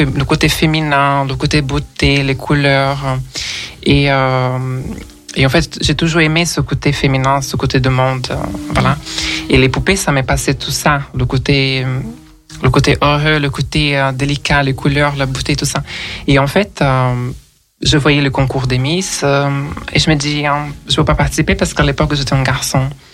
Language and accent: French; Rio de Janeiro, Brazil; French is a second language; moved away as an adult; also born or lived in Brussels, Belgium; now in Paris, France; je suis d'origine brésilienne, euh, je suis née au Rio de Janeiro